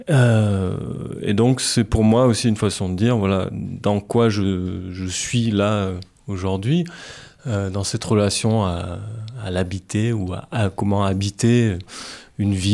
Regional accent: Clermont-Ferrand, Auvergne-Rhône-Alpes, France; de Clermont-Ferrand et je dirais même du quartier de la Pradelle, qui est notoirement méconnu, comme dirait l'autre.

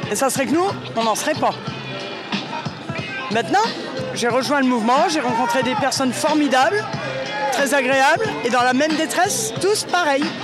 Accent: Hauts-de-France, France; Je viens d'à côté de Noyon. Un petit village, un hameau de, euh, à côté de Noyon, qui est relié à Noyon.

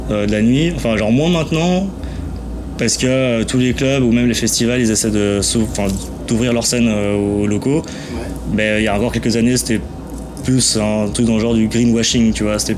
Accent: Geneva, Switzerland; born there; je suis espagnol de base, je suis né là, à Genève, mais je suis espagnol, je me suis jamais vraiment senti suisse

